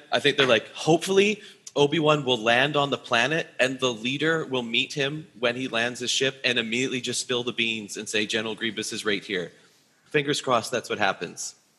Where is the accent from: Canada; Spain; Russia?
Canada; I'm from Canada, and we play hockey here a lot